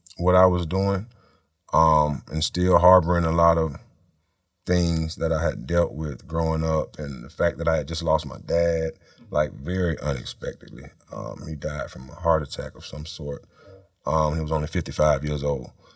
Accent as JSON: {"language": "English", "town": "Tallahassee", "region": "Florida", "country": "United States", "tie": "born or raised there", "said": "we grew up in Tallahassee"}